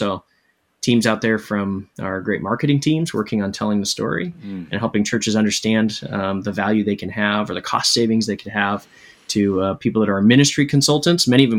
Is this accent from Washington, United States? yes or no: yes; Seattle, Washington, United States; but I'm from Seattle, so which leads me to naturally being a Seahawks fan and a long-suffering Mariners fan.